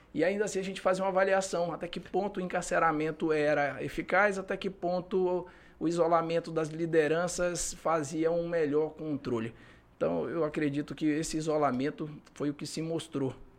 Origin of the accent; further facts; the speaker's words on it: Manaus, Amazonas, Brazil; moved away as an adult; now in Acre, Brazil; sou de Manaus. É, vim para cá em, no ano de 2009 fazer o concurso